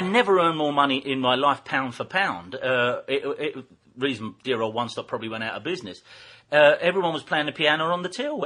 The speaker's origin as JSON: {"language": "English", "area": "Deptford", "region": "London", "country": "United Kingdom", "said": "I'm only 15 from Deptford"}